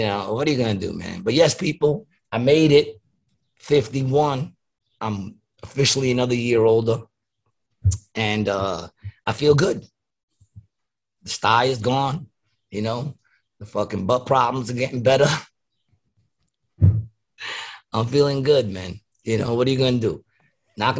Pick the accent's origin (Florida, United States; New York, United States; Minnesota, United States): New York, United States; New York City; I was from Queens